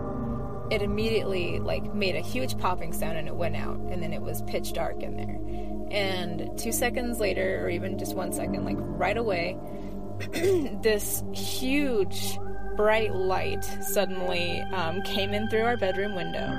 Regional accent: Iowa, United States; now in Utah, United States; I live in Utah, but I grew up in Iowa.

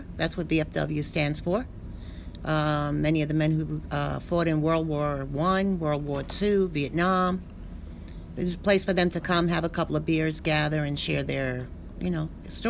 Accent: New York City, New York, United States; I was also born here in Red Hook, Brooklyn. My parents both came right to Red Hook. My dad, Italian-American. My mom, Irish-American.

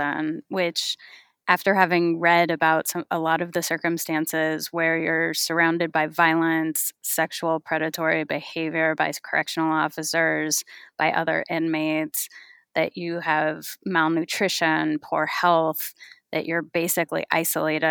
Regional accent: California, United States; I grew up in California

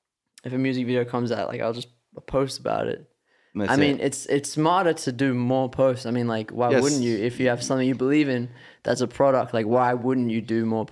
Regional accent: Australia; They don't even know we're from Australia.

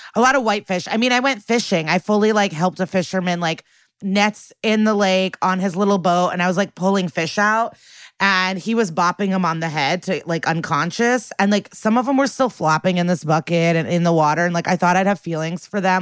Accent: Chicago, Illinois, United States; moved away; In my hometown

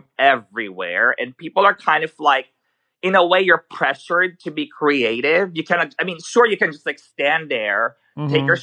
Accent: Manila, Metro Manila, Philippines; English is a second language; also born or lived in New York; now in Sweden; I was born in the Philippines, so I grew up there. In Manila.

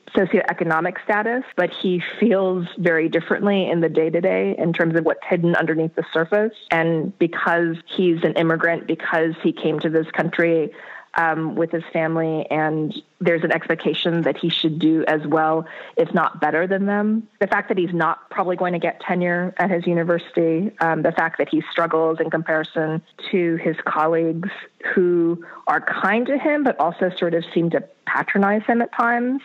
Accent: North Dakota, United States; moved away as an adult; I grew up in North Dakota

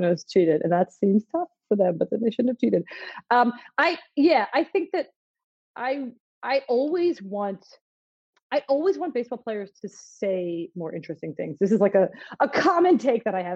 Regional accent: Philadelphia, Pennsylvania, United States; I'm from Philly

